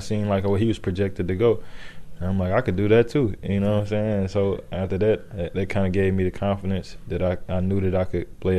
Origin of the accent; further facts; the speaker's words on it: Decatur, Alabama, United States; moved away as an adult; now in San Francisco, United States; I'm from Alabama, so I'm the first person to ever, you know, get this far from my city.